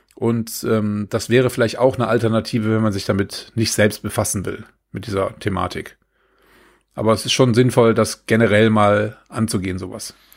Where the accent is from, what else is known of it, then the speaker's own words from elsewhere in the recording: Germany; wir als, äh, als Deutsche oder als äh, Kontinentaleuropäer